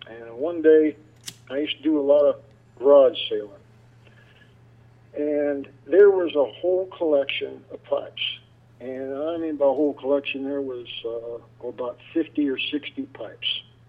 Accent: Oregon City, Oregon, United States; born there; I was born in a little town, Oregon City, Oregon.

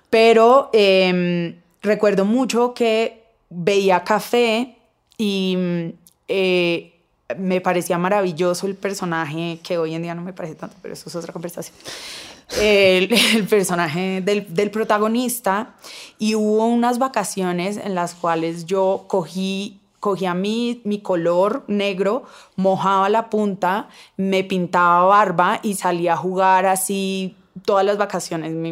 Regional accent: Cali, Valle del Cauca, Colombia; pues yo crecí en Cali eh, donde la feminidad es todo, las caleñas son

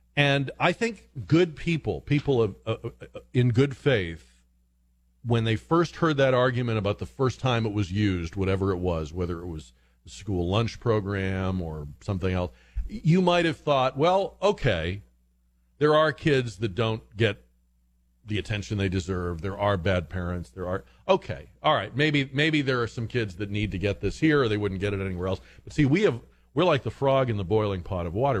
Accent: New England, United States; moved away; I was from New England

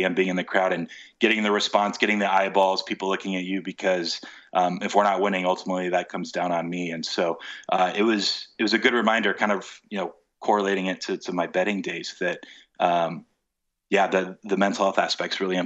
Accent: United States; moved away as an adult; now in United Kingdom; I am American

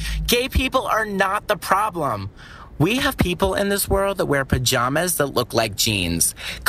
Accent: New York City, New York, United States; I'm a 23-year-old stand-up comedian from Staten Island who also happens to be gay.

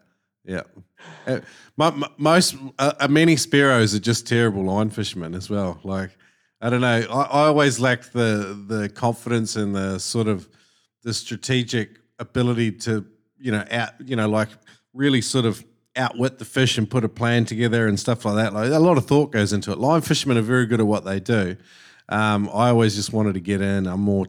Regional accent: New Zealand; now in Australia; when I moved to Queensland, because I was from New Zealand

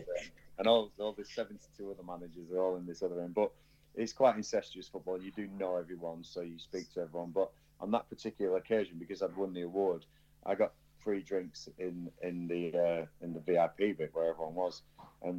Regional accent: Blackburn, North West England, United Kingdom; moved away; also born or lived in Berkshire; I'm from Blackburn, right? I was born in Blackburn, and I'm from Blackburn. And I was so proud to be from the Northwest

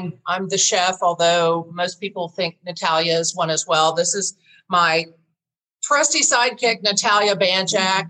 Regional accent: Tulsa, Oklahoma, United States; moved away; I was born and raised in Tulsa, left like most people

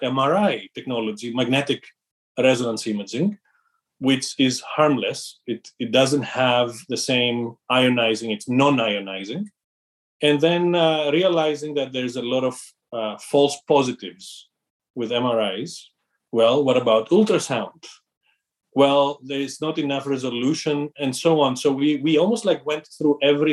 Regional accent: Greece; moved away as an adult; also born or lived in London; I'm originally from Greece. I grew up in a family that was very entrepreneurial

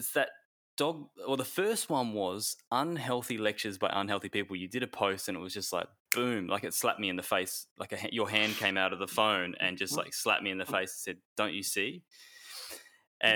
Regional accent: Perth, Western Australia, Australia; now in Bali, Indonesia; I'm from Perth originally

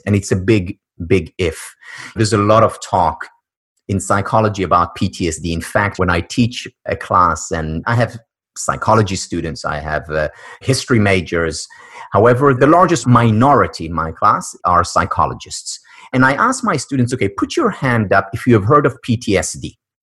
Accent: Israel; moved away; born and raised in Israel

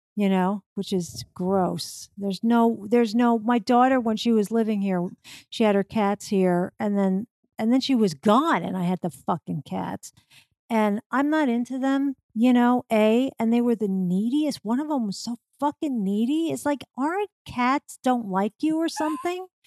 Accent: New York, United States; when I was growing up in New York

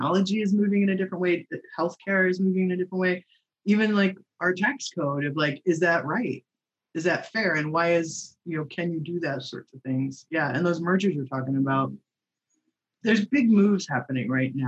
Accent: Indiana and Chicago, Midwest, United States; moved away as an adult; also born or lived in Michigan / Seattle / Sonoma County; now in Marina del Rey, United States; I was born in Michigan, over there, and then grew up in and around Indiana and Chicago before heading out west to Seattle to go to college

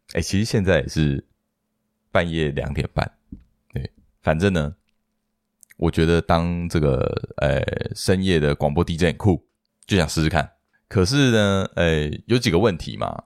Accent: Hsinchu, Taiwan; moved away; 我是在新竹长大的

